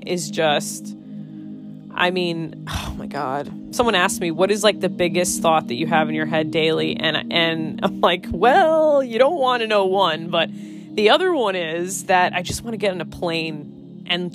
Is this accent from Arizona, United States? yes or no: no; Connecticut, United States; I'm from Connecticut